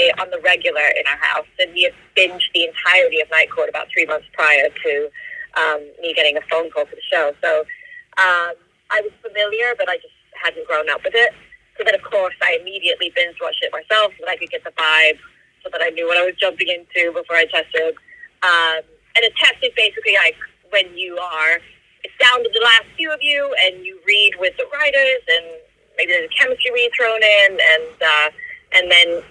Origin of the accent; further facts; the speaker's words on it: England, United Kingdom; I grew up in England.